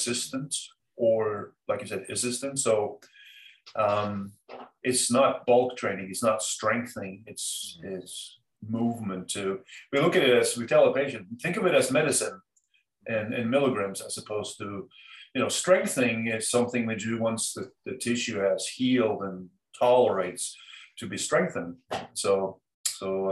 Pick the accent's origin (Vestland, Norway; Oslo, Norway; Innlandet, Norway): Oslo, Norway; moved away as an adult; also born or lived in Cambridge, Massachusetts, United States; now in Southern Maine, United States; My hometown.